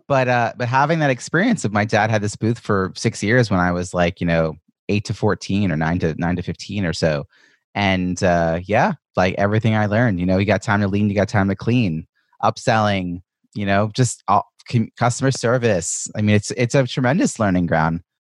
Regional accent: Ronkonkoma, New York, United States; I grew up in Long Island

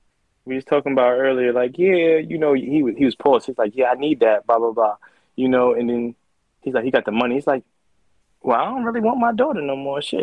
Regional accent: New York City, New York, United States; I'm from Southside

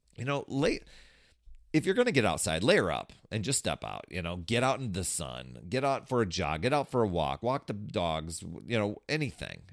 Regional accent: Wisconsin, United States; I grew up in Wisconsin

